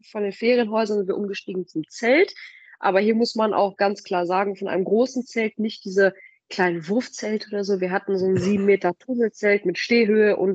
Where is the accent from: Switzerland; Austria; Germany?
Germany; Paderborn, North Rhine-Westphalia; Also, wir sind beide hier in Paderborn groß geworden.